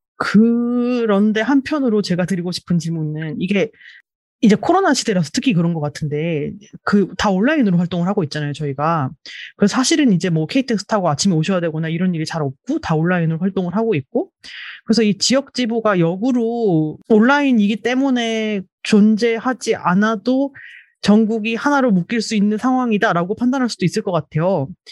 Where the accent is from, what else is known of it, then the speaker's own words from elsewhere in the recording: Daejeon, South Korea; moved away as an adult; now in Seoul, South Korea; 대전 출신이잖아요. 초중고를 다 대전에서 다녔고 대학만 이제 서울로 와서 그때부터 서울에 살고 있는 케이스인데